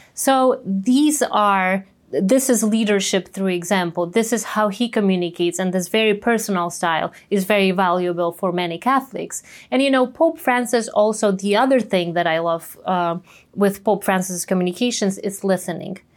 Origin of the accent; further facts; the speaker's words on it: Częstochowa, Silesian Voivodeship, Poland; my hometown in Częstochowa